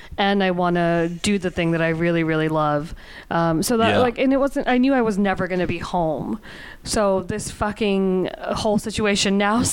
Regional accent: Huntington, New York, United States; first language English, Urdu, Punjabi; moved away as an adult; also born or lived in Queens, New York / Rhode Island / Pakistan; now in New York City, United States; my family moved out to Long Island, so Huntington

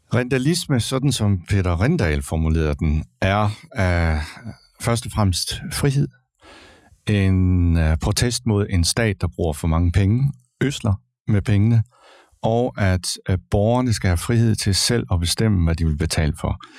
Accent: Kolding, Southern Denmark, Denmark; Jeg er født og opvokset i Kolding

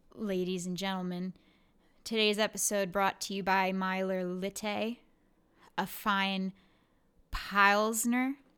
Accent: New York, United States; born or raised there

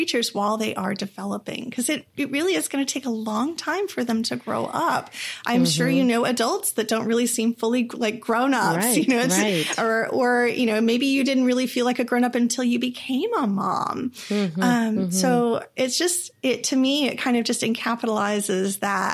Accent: Texas, United States; also born or lived in Eureka, California; I was born up in Eureka, California, in the middle of a heavy redwooded area uh-huh. in a tiny little town. And my parents always loved it. When they moved back to Texas when I was a toddler

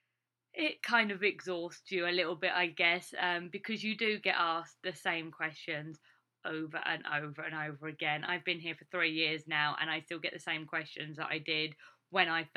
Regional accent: Essex, East of England, United Kingdom; moved away as an adult; now in Iowa, United States; I'm from Essex, you find the people haven't heard of Essex at all. So if I just say, oh, I'm just outside of London, which is true, it's like I'm like a 45-minute train ride away from London. So, I mean, it is very close to where I grew up

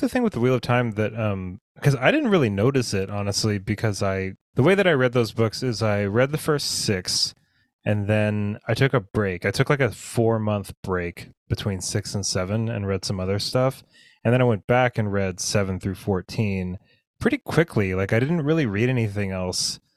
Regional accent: United States; growing up in the United States, I'm used to a certain kind of breakfast

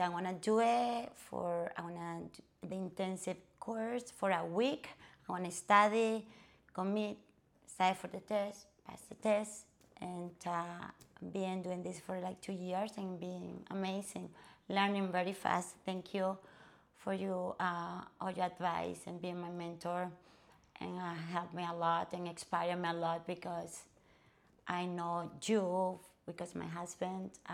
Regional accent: Venezuela; English is a second language; moved away as an adult; also born or lived in Colorado; now in South Florida, United States; Actually, I'm from Venezuela

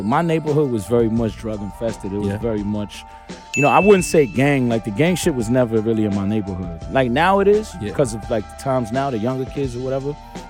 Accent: New York City, New York, United States; I'm from Brownsville, East New York, Brooklyn, more or less. You know, but my stomping grounds officially are Ocean Hill.

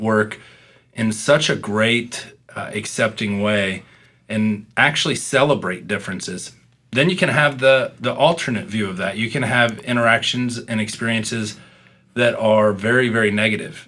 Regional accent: Midwest, United States; I'm from the Midwest

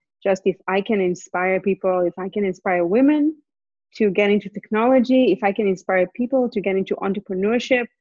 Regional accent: Israel; moved away as an adult; also born or lived in Montreal, Canada; now in Vancouver, Canada; We went back to Israel. So we basically grew up in Israel.

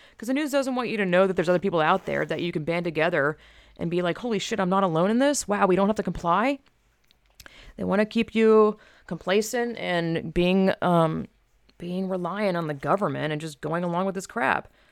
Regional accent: United States; me as an American

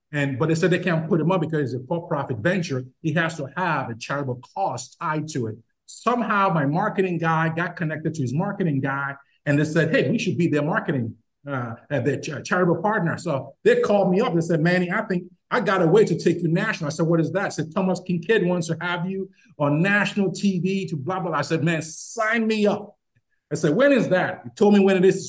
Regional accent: Nigeria; moved away; I'm from Nigeria?

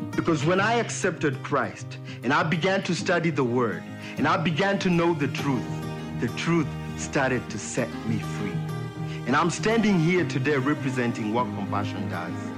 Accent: Kenya; moved away; I was born in Kenya

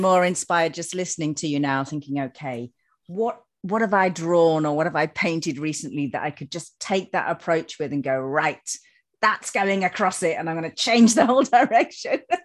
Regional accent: Yorkshire and the Humber, United Kingdom; growing up in Yorkshire, growing up with the woods

